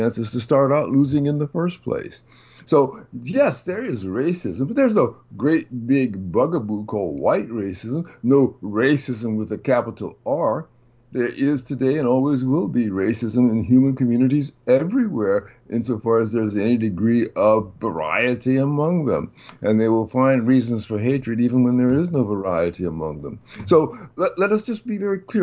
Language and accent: English; the South, United States; When I was a very young child growing up in the South